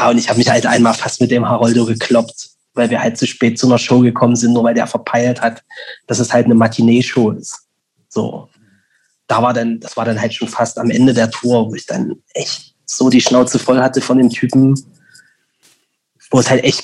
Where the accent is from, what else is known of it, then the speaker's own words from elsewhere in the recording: Leipzig, Saxony, Germany; Und ich so, näher aus Leipzig.